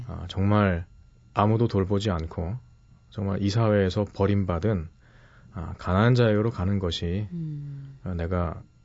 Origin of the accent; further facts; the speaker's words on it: South Korea; moved away as an adult; also born or lived in New York, United States; now in Philadelphia, United States; 한국으로 돌아와서